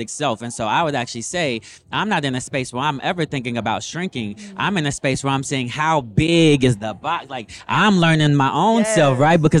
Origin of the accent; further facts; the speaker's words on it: West Coast, United States; I'm from the West Coast. So I was born on the West Coast